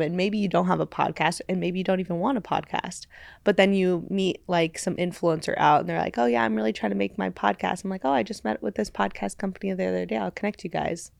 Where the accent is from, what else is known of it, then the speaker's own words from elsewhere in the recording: Los Angeles, California, United States; L A. Um, yeah, so I grew up my whole life here